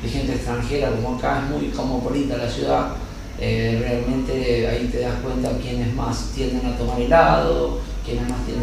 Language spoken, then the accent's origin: Spanish; Argentina; now in Marbella, Spain; como argentinos